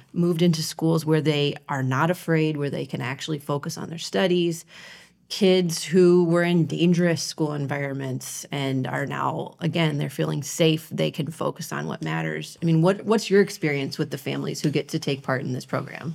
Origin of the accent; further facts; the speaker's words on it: Ohio, United States; moved away; I grew up in Ohio